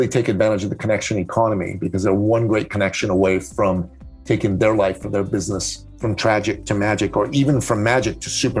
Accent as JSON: {"language": "English", "town": "Tehran", "region": "Tehran Province", "country": "Iran", "tie": "born or raised there", "moved": "yes", "lives_now": "Canada", "said": "I was born in Tehran, Iran, and I grew up with an international, global, and cosmopolitan outlook. And in that type of environment, I went to an American school in Iran"}